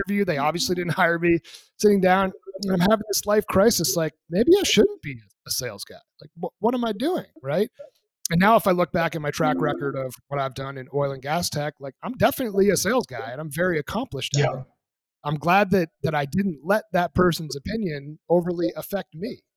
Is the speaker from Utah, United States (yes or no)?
no; New Hampshire, United States; moved away as an adult; also born or lived in Boston area; now in Colorado, United States; the place I grew up in New Hampshire, lived there for 18